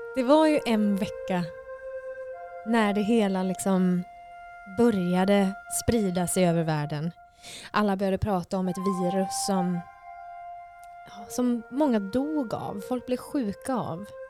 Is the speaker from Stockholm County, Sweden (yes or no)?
no; Kalmar, Kalmar County, Sweden; moved away as an adult; now in Gothenburg, Sweden; Jag är från eh, Kalmar i Sverige